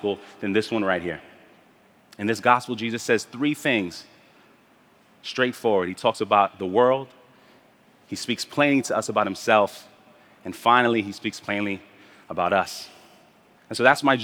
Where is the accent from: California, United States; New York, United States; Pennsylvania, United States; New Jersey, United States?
New York, United States; New York City; also born or lived in Spanish Harlem, New York; My family and I moved to Brooklyn from Spanish Harlem when I was 5 years old. And I grew up in the Midwood Flatbush neighborhood of Brooklyn